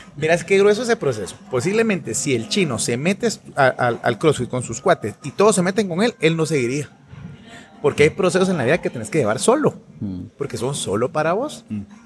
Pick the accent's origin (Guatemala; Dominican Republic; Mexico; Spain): Guatemala; soy un guatemalteco esposo